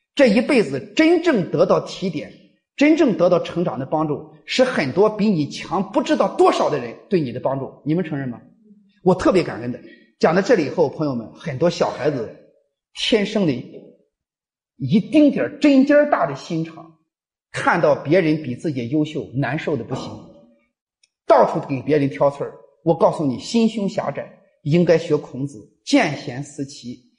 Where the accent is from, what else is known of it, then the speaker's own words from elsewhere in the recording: China; 咱们中国人的思维方式给西方有点儿不一样